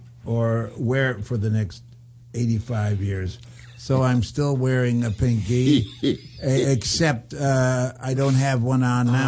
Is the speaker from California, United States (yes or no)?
yes; San Francisco, California, United States; also born or lived in Japan; I come from San Francisco